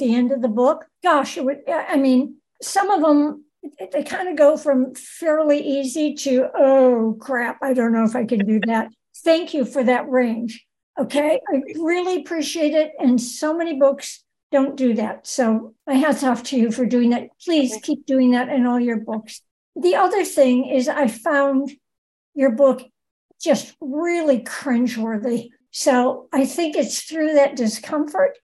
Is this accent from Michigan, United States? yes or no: yes; Ann Arbor, Michigan, United States; moved away; I'm from Ann Arbor, Michigan